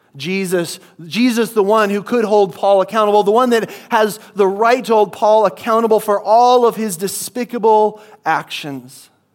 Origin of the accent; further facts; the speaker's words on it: Midwest, United States; moved away; I come from the Midwest